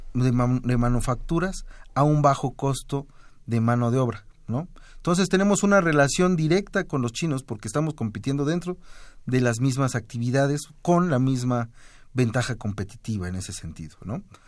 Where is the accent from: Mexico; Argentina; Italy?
Mexico